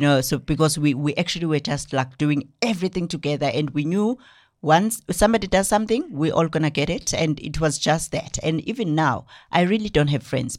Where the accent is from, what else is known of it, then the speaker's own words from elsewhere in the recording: Newcastle, KwaZulu-Natal, South Africa; now in Johannesburg, South Africa; from K Z N, I was born and bred in Newcastle and moved to Joburg, um, in two thousand.